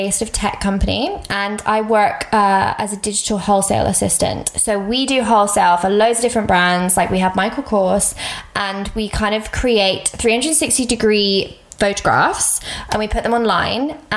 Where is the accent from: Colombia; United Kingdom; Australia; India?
United Kingdom; England; I was like where can I go I'm English so obviously I was like I can go to England